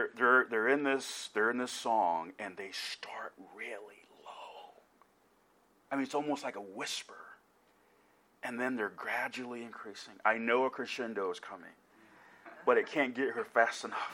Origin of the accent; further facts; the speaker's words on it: Decatur, Georgia, United States; now in Kansas City, United States; Growing up in South Decatur, a suburb of Atlanta